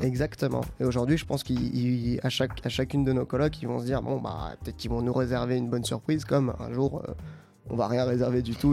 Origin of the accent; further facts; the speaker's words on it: Saint-Germain-en-Laye, Île-de-France, France; on vient de Saint-Germain-en-Laye avec, avec toute l'équipe de la coloc. Aujourd'hui, on est 6 et on vient tous des alentours de Saint-Germain-en-Laye